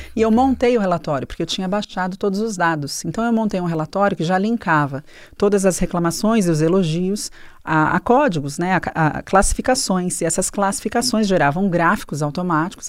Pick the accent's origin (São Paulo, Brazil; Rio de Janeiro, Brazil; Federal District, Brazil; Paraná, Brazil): São Paulo, Brazil; nasci em São Paulo